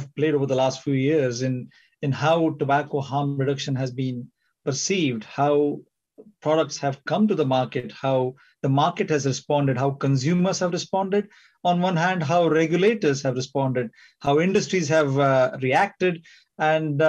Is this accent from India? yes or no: yes; India; moved away as an adult; also born or lived in California / Singapore / United Kingdom; I trained in medicine in India, did my postgraduate studies in California